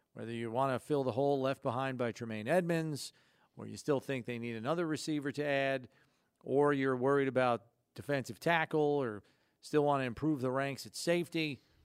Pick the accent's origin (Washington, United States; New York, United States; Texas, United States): New York, United States; downstate; I grew up downstate